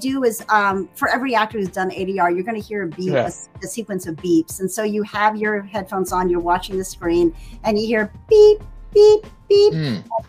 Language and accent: English; Texas, United States; moved away; very close to where I am from Texas.